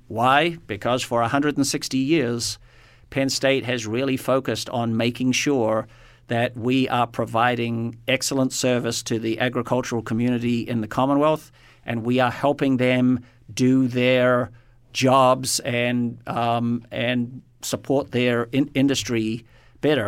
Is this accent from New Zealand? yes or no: yes; New Zealand; moved away; born and raised, my home country is New Zealand